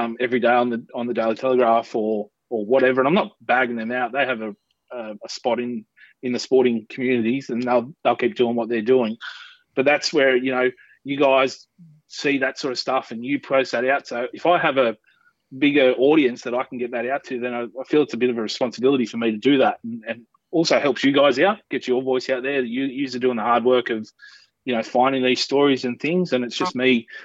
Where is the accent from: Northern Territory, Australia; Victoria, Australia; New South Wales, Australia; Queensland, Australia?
New South Wales, Australia; Parkes; finally settled in when I started playing footy here in my hometown of Parks when I was 12